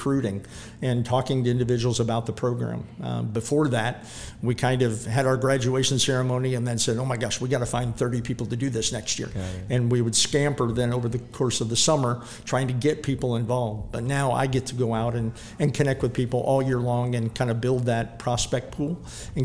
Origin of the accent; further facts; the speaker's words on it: St. Charles, Missouri, United States; Growing up in St. Charles City